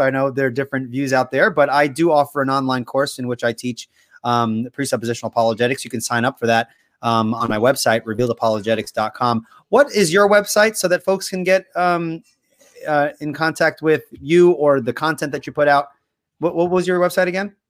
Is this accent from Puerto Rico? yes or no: yes; Puerto Rico; I'm Puerto Rican and I speak no Spanish